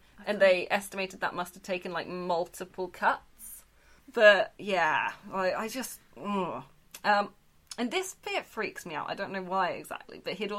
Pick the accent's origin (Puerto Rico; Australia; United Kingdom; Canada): United Kingdom; So I'm painfully British.